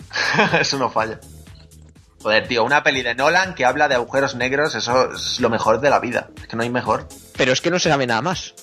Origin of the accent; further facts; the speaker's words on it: Zaragoza, Aragon, Spain; los que somos de Zaragoza